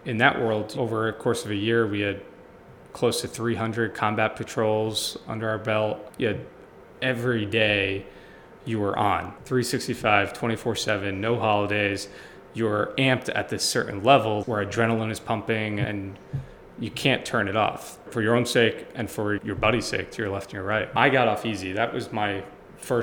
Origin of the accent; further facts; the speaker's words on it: Long Island, New York, United States; moved away as an adult; now in Philadelphia, United States; I'm from Long Island